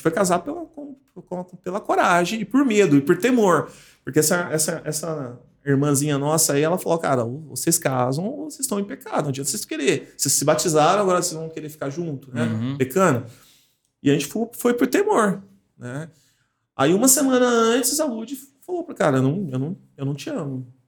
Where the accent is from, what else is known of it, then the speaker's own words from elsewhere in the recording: Martinópolis, São Paulo, Brazil; moved away as an adult; also born or lived in Águas de Lindóia; now in Paulínia, Brazil; Eu sou do interior de São Paulo, uma cidade chamada Martinópolis. E com 18 anos eu vim para São Paulo